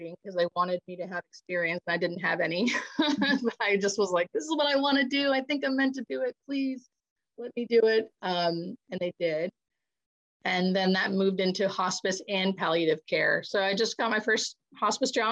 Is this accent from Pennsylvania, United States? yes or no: yes; Erie, Pennsylvania, United States; moved away; also born or lived in Baltimore; I grew up on the Canadian border in Pennsylvania.